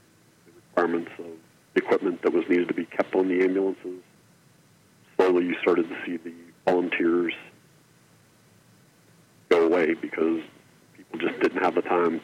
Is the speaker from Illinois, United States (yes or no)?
no; Port Vue, Pennsylvania, United States; Raised in Portview